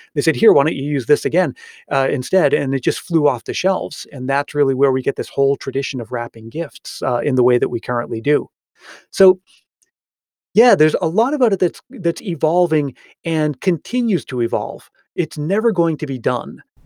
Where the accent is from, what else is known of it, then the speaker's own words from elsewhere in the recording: New England, United States; now in California, United States; I grew up in New England where I've seen plenty of my, uh, my share of white Christmases